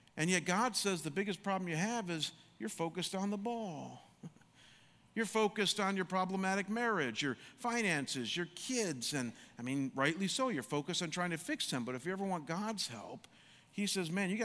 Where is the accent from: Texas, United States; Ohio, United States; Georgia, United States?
Ohio, United States; Chagrin Falls; also born or lived in Michigan; growing up in Chagrin Falls, everybody and their brother played basketball